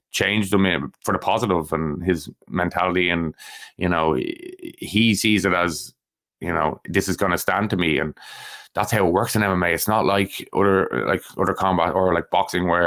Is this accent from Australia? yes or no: no; Ireland; we're allowed we're allowed kind of as Irish MMA fans as the thing be excited about these guys going to the UFC